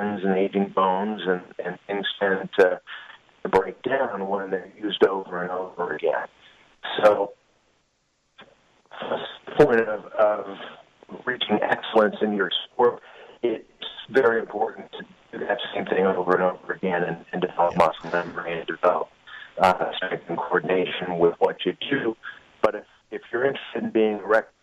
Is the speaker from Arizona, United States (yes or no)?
yes; Arizona, United States; moved away as an adult; now in Colorado Springs, United States; I did my medical school in my home state of Arizona